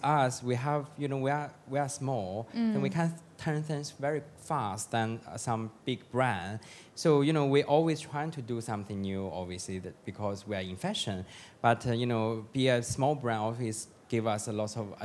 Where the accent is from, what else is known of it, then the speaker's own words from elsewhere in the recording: China; moved away; I have my own atelier in China